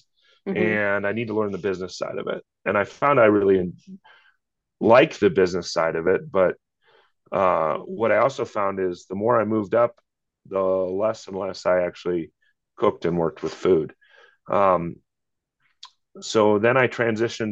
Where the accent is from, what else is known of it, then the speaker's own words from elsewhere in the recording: Iowa, United States; now in Littleton, United States; grew up in the Midwest in Iowa